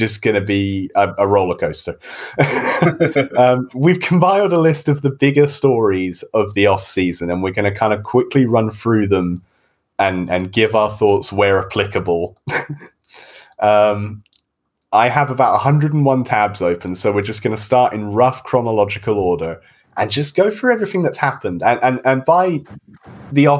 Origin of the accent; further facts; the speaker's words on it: United Kingdom; I'm from Great Britain. I'm the accent in this room